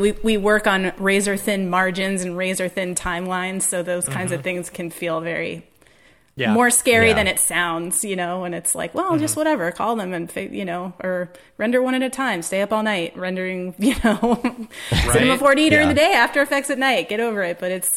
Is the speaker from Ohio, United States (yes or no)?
yes; Cincinnati, Ohio, United States; I'm from Cincinnati originally